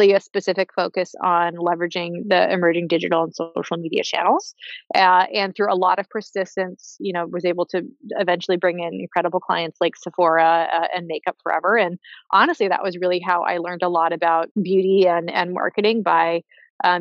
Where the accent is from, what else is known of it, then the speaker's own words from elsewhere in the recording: Hawaii, United States; I grew up in Hawaii, was very immersed in a beautiful environment